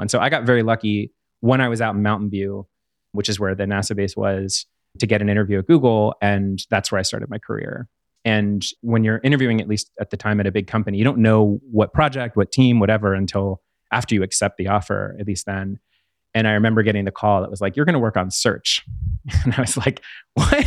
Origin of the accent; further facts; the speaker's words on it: Pittsburgh, Pennsylvania, United States; where I grew up in Pittsburgh near there